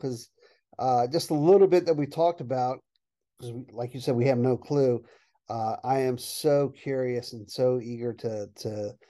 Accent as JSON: {"language": "English", "region": "Maryland", "country": "United States", "said": "We're from Maryland"}